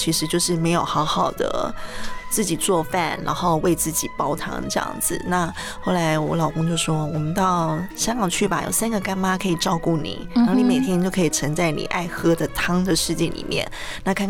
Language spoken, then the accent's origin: Chinese; Taiwan; moved away as an adult; also born or lived in Shanghai / Hong Kong; 我，是台湾人，没错。